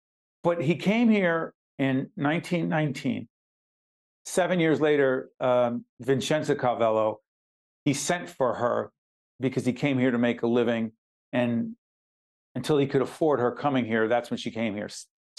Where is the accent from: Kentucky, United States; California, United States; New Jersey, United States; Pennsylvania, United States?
New Jersey, United States; Newark; growing up in Newark, Sunday dinner was what it was.